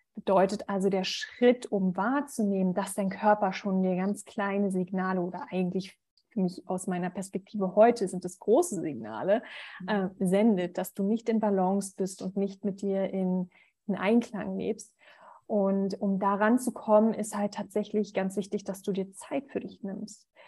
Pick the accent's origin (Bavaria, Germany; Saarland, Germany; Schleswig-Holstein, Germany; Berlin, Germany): Berlin, Germany; Ich bin 33, ähm, gebürtige Berlinerin.